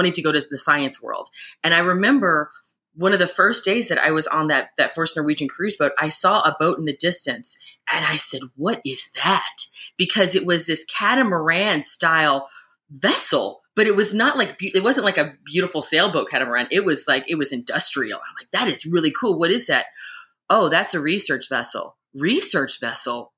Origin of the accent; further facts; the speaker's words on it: Louisville, Kentucky, United States; I'm from Louisville, Kentucky, so I'm landlocked